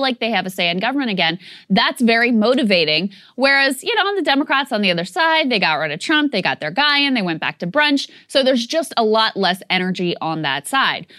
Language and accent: English; Virginia, United States; my home state of Virginia